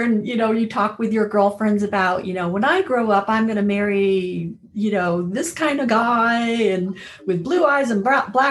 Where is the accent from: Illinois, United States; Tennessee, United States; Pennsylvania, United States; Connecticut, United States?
Connecticut, United States; now in Colorado, United States; I grew up in Connecticut